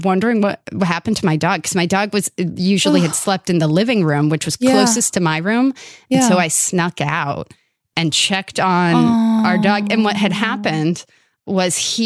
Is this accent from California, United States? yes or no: yes; Los Angeles, California, United States; I grew up in Northridge, California, part of the San Fernando Valley